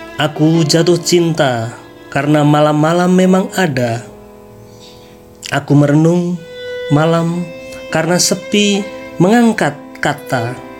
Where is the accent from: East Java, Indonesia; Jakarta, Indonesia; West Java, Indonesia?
Jakarta, Indonesia; berasal dari Jakarta Timur